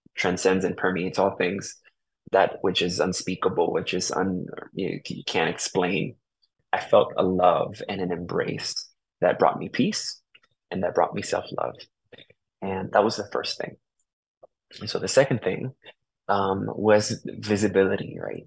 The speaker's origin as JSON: {"language": "English", "town": "New Haven", "region": "Connecticut", "country": "United States", "tie": "born or raised there", "also_born_or_lived": "Puerto Rico", "said": "I was born here in New Haven, Connecticut, um, and was raised for the most part here in New Haven"}